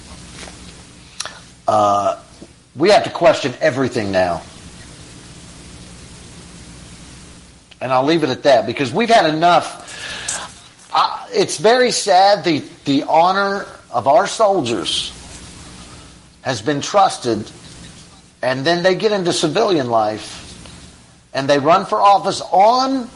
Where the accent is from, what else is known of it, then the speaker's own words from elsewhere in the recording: United States; as American people that support our soldiers